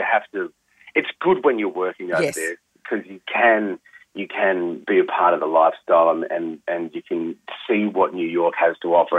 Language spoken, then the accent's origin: English; Sydney, New South Wales, Australia; moved away as an adult; also born or lived in Melbourne; now in Sydney, Australia; packing up and heading back to Sydney, which is my hometown. But I moved away just over 20 years ago to go and do Blue Heelers down in Melbourne.